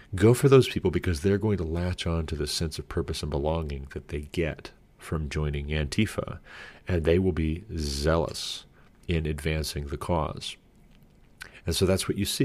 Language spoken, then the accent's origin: English; United States; me speaking as an American